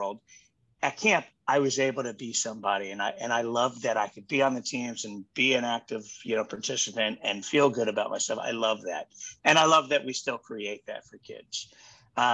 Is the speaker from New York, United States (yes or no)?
no; Baltimore, Maryland, United States; I grew up in Baltimore.